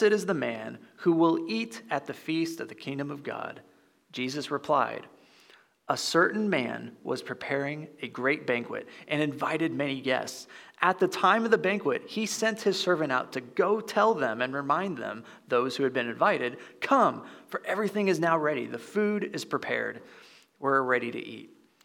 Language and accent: English; Midwest, United States; my neck of the woods of growing up in the Midwest